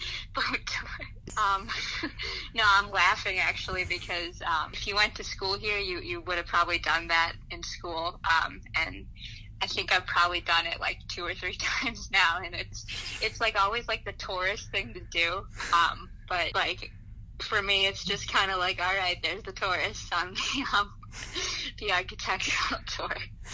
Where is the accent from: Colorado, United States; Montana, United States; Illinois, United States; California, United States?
Illinois, United States; Chicago; I was born in Chicago, and I, like, moved just outside of it to a suburb for, like, kindergarten.